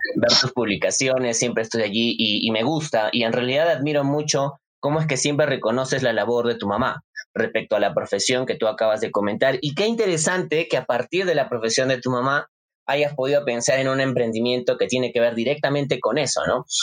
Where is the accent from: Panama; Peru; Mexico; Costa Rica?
Peru; Arequipa; nos representa como arequipeños